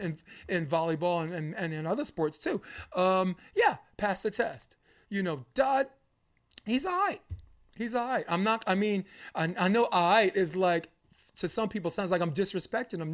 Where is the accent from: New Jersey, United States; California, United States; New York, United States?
New York, United States; I'm a New Yorker